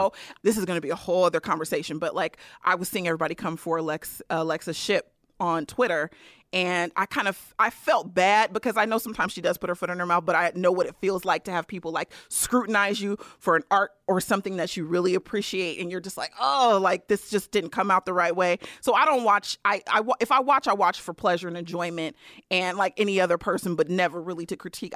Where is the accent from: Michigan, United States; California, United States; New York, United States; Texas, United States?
California, United States; Bay Area; I'm from the Bay Area